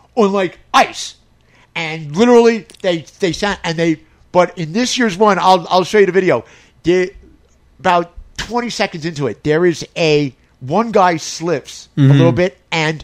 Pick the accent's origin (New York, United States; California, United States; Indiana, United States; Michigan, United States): New York, United States; moved away; I'm from New York.